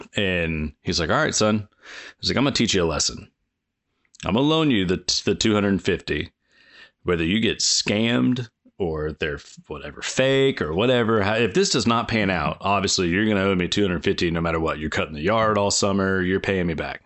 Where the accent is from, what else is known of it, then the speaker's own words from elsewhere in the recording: Indiana, United States; I'm just a, a kid that was growing up in Indiana, um, at the time.